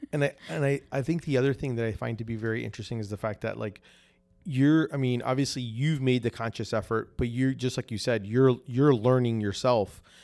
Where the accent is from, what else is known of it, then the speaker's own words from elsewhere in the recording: New Jersey, United States; now in Orlando, United States; I'm originally from New Jersey up north. but I've been in Florida for so long, and in Orlando for so, for, like, over twenty-something years